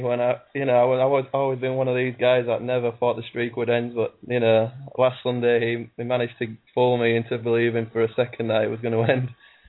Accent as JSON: {"language": "English", "region": "England", "country": "United Kingdom", "said": "I'm from England, UK, United Kingdom"}